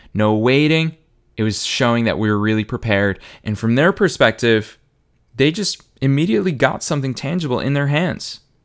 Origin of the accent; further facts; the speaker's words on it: Marlborough, Massachusetts, United States; my hometown, Marlboro, Massachusetts, for any of you that are curious about where I grew up